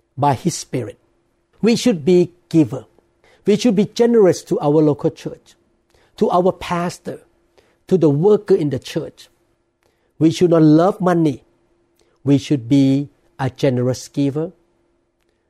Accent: Thailand; now in United States; I'm a man born and I grew up in Thailand.

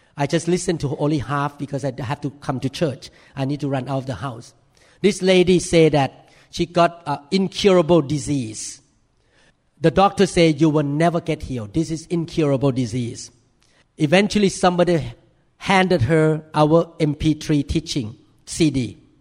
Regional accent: Thailand; accent: thick accent; English is a second language; moved away as an adult; now in United States; in America as a Thai man

